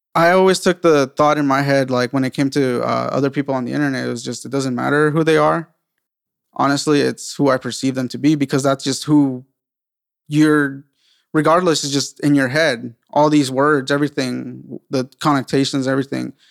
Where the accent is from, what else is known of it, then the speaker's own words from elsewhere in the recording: San Diego, California, United States; also born or lived in South Carolina; I'm originally from San Diego as well